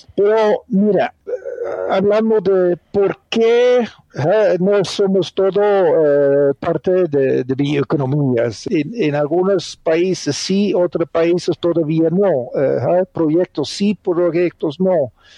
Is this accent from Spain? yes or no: no; Netherlands; Spanish is a second language; moved away as an adult; also born or lived in Colombia / Brazil / Argentina; now in Cali, Colombia; soy un, holandés agroeconomista de origen